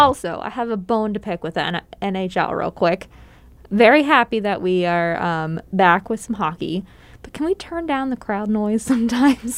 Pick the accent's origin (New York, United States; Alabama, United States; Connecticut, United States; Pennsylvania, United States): Pennsylvania, United States; moved away; I grew up in Pennsylvania